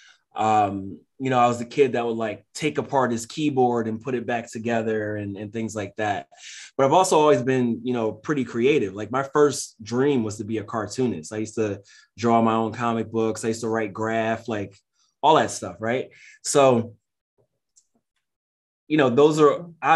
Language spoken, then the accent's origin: English; Philadelphia, Pennsylvania, United States; I'm from North Philly. I spent like the first half of my life there